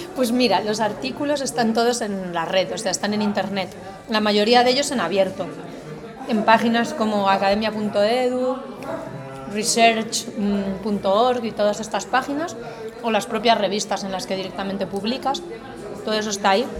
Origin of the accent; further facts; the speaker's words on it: Galicia, Spain; accent: gallego; moved away as an adult; Yo nací, e crecí en Galicia hasta los 18 años